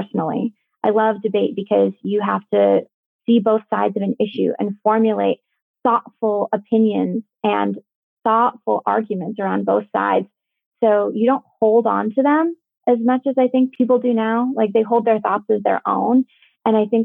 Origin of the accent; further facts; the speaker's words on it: Lead, South Dakota, United States; I grew up in South Dakota in a really small town called Lead